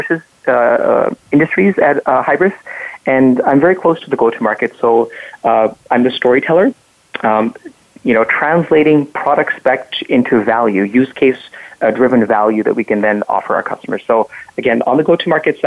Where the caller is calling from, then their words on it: Chicago, Illinois, United States; I'm calling in from Chicago. That's where I live with my family.